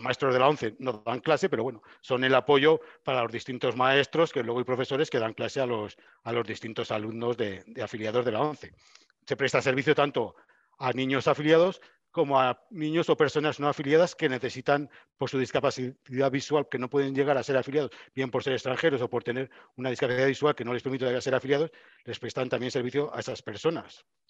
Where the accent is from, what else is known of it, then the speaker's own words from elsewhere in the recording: Burgos, Castile and León, Spain; yo soy burgalés, nací en Burgos